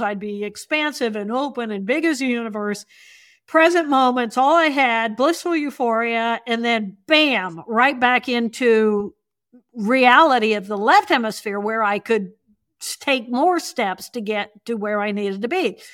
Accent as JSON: {"language": "English", "region": "Indiana", "country": "United States", "tie": "born or raised there", "said": "I grew up in Indiana."}